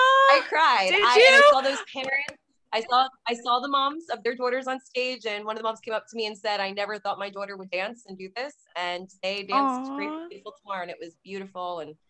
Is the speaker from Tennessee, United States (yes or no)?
no; New Jersey, United States; we are from North Jersey, New Jersey. So we are about like, what, like 15, 20 minutes from New York City.